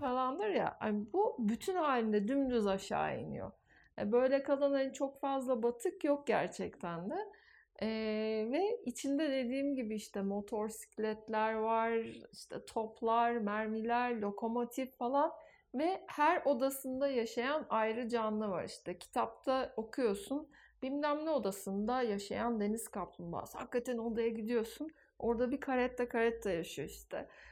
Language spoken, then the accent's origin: Turkish; Turkey